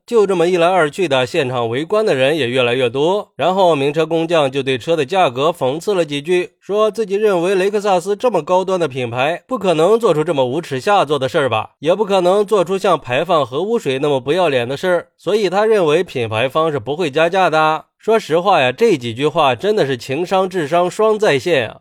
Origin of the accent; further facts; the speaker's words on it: China; 作为一个中国人